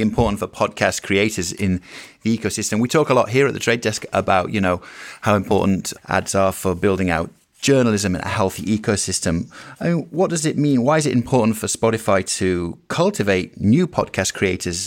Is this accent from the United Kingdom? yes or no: yes; United Kingdom; I'm a Brit.